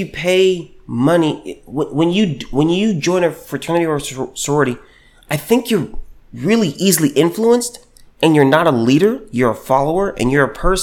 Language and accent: English; United States; I was born here in America.